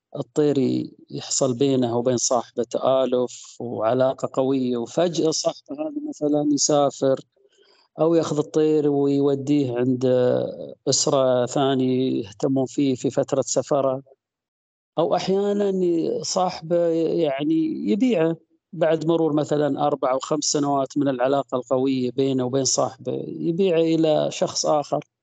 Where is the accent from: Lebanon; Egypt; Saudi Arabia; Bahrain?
Saudi Arabia; Al-Ahsa, Eastern Province; وأنا صغير كنت أطلع أطلع أروح الأسواق الشعبية زي عندنا في الأحساء سوق الخميس